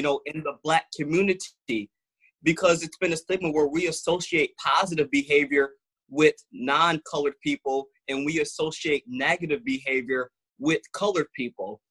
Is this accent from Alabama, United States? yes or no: no; Grand Rapids, Michigan, United States; also born or lived in Muskegon, Michigan; grew up in uh, Grand Rapids, Michigan. So I was born in Muskegon, but wow. then I moved to Grand Rapids at about six years old, and I've been here ever since.